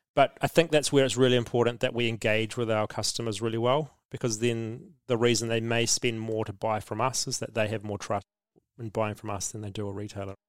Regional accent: New Zealand

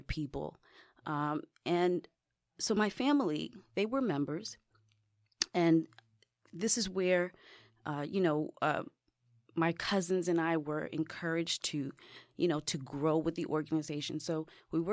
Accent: New York City, New York, United States; I grew up in the Bronx

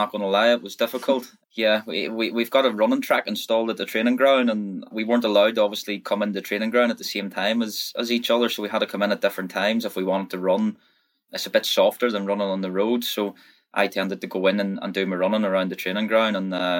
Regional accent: Northern Ireland, United Kingdom; moved away as an adult; now in Leeds, United Kingdom; I was born in Northern Ireland, obviously, and they have somehow said that I was Leeds born. I'm very proud to play for Leeds and to live in Leeds. My kids are growing up in Leeds

